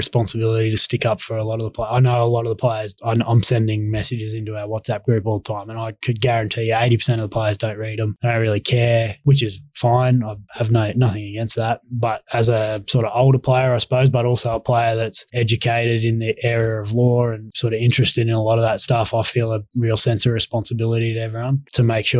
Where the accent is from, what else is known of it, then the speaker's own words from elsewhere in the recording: Brisbane, Queensland, Australia; I was Brisbane born and bred. I was raised in Brisbane